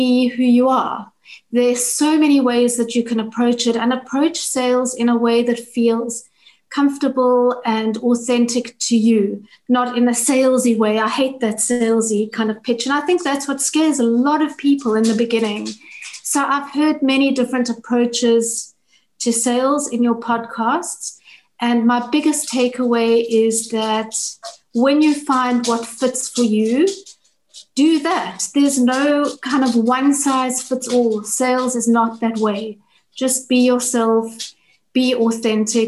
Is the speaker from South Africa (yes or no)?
yes; South Africa; I'm from South Africa.